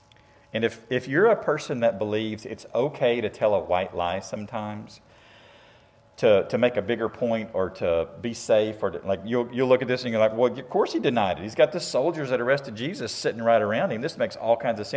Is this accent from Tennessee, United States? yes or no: yes; Shelbyville, Tennessee, United States; I grew up in Shelbyville, Tennessee